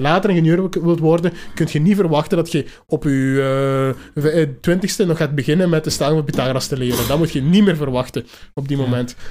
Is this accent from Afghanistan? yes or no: no; Hasselt, Flanders, Belgium; ik ben van Hasselt, we zijn in Limburg.